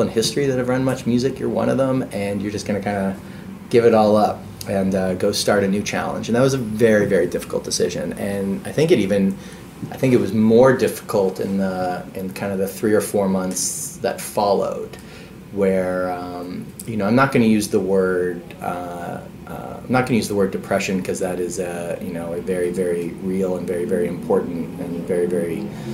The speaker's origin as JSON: {"language": "English", "country": "Canada", "tie": "born or raised there", "said": "as a Canadian kid growing up"}